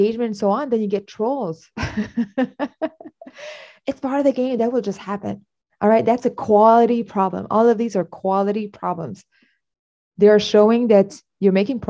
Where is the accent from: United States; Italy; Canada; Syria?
Canada; I'm Canadian.